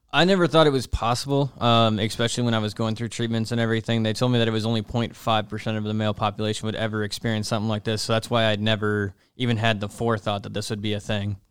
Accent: Nashville, Tennessee, United States; moved away; I'm from, uh, Nashville, Tennessee

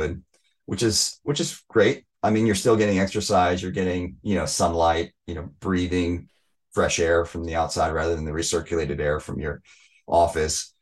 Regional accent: outside Seattle, Washington, United States; I grew up outside Seattle

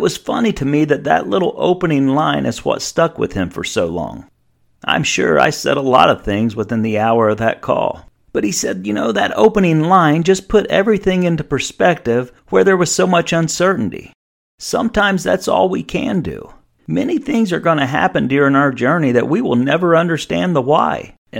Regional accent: Goshen, United States; I am a Goshen warrior. May God continue to look after my hometown.

